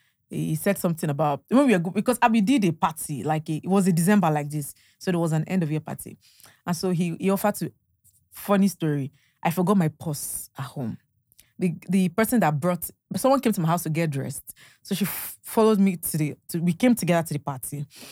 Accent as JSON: {"language": "English", "region": "Ondo", "country": "Nigeria", "said": "I'm from Ondo. Yeah, from Ondo. Yes."}